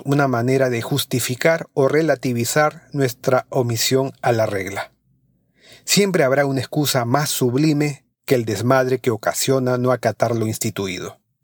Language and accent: Spanish; Peru